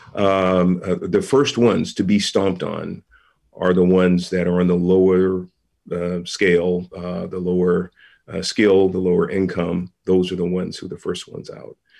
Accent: San Francisco, California, United States; born and raised in San Francisco

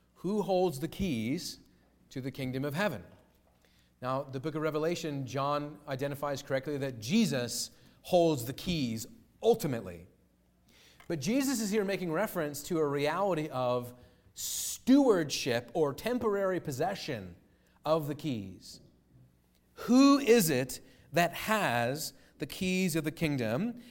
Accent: United States; as an American citizen

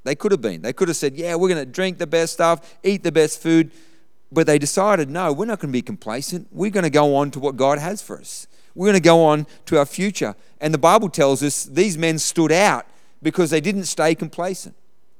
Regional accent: Australia; I look across this room, we grew up in Australia.

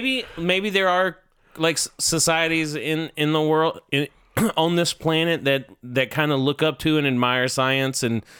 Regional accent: Georgia, United States; England, Georgia? Is that what you mean? I'm from Georgia.

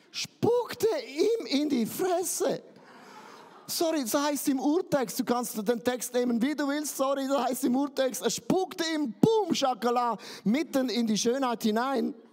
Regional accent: Switzerland; Ich bin ja ein Schweizer, uns gehört sowieso die Welt.

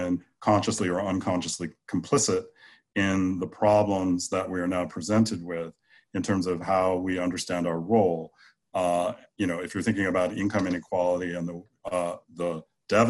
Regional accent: United States

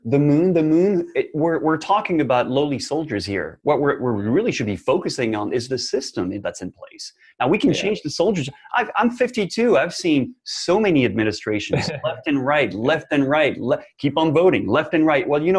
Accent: France; also born or lived in New York City; now in Long Beach, United States; originally I was born in France

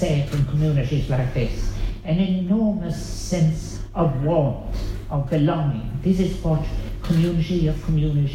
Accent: Ireland; we Irish

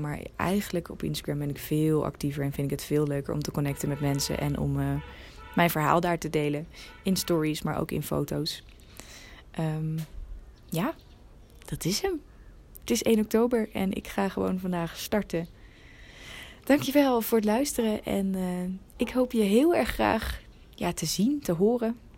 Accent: Netherlands; als Nederlanders

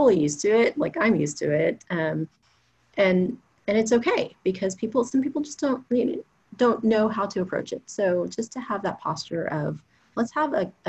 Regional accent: Houston, Texas, United States; I'm from Houston.

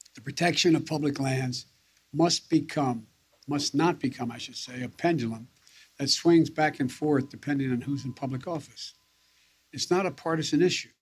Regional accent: Utah, United States; moved away as an adult; also born or lived in Washington, D.C. / El Paso County, Colorado; now in Colorado Springs, United States; I grew up in Utah.

